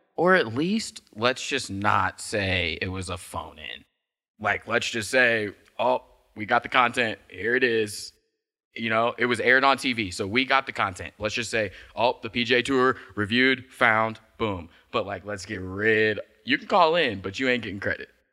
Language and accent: English; Midwest, United States; moved away; I'm from the Midwest